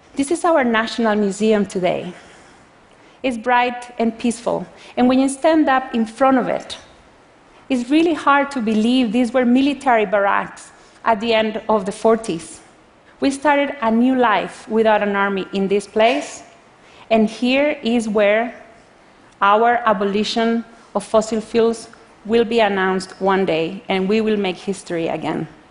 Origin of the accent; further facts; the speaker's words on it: Costa Rica; I come from Costa Rica, a developing country